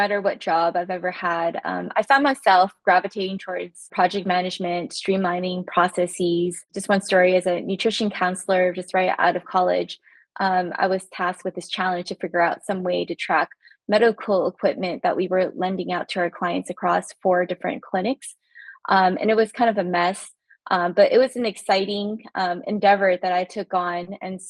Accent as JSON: {"language": "English", "region": "California", "country": "United States", "said": "I'm originally from California, actually. So coming to the East Coast, it's been a fire hydrant of history lessons everywhere I go."}